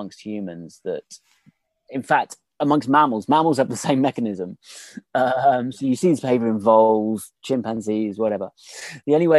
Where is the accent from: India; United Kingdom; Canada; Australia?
United Kingdom; I'm British